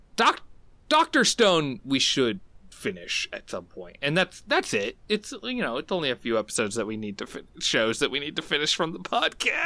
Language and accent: English; United States; as an American who kinda grew up, like, in a very, like, bubble sort of world